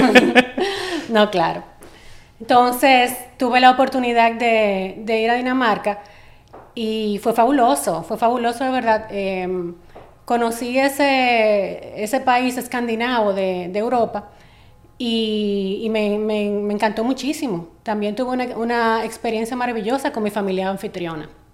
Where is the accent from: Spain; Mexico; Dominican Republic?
Dominican Republic; como dominicana o dominicana